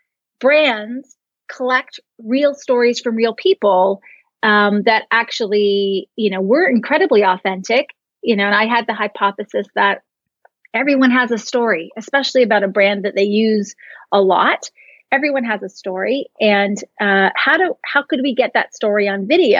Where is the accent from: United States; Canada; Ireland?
Canada; I'm Canadian